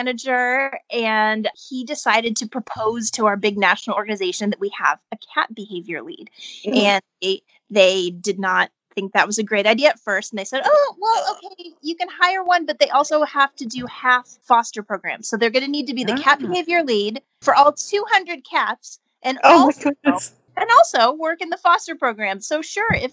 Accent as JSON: {"language": "English", "town": "Columbus", "region": "Ohio", "country": "United States", "tie": "born or raised there", "moved": "yes", "lives_now": "Los Angeles, United States", "said": "I raised in Ohio. I moved out here from Ohio"}